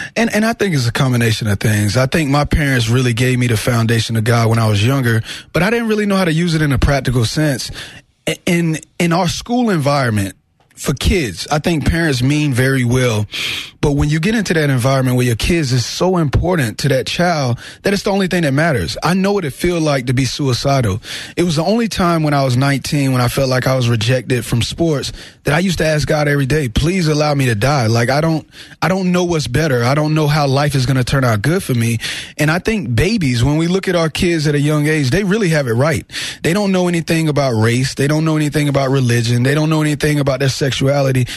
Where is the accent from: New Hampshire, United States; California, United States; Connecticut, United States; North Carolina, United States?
North Carolina, United States; Wilson; also born or lived in Fayetteville, North Carolina; Wilson, North Carolina. Fayetteville was when I went to college